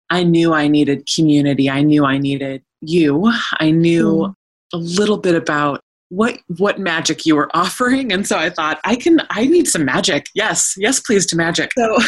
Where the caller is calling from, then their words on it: Oregon, United States; I'm calling in from the wilds of Eastern Oregon. I am in the Wallowa-Whitman Mountain Range, which is in the far northeast corner of the state of Oregon.